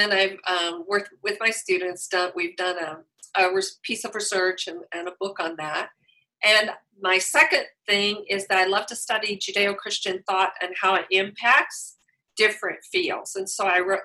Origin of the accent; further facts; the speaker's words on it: Wichita Falls, Texas, United States; moved away as an adult; also born or lived in Los Angeles area, California / Kansas; now in Claremont, United States; I grew up in Wichita Falls, Texas